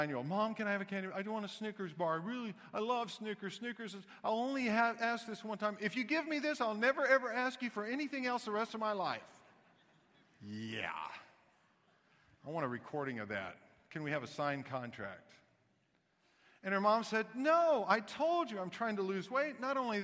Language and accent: English; Kansas City, Missouri, United States; also born or lived in Knoxville, Tennessee; I was born in Knoxville, Tennessee, grew up in Kansas City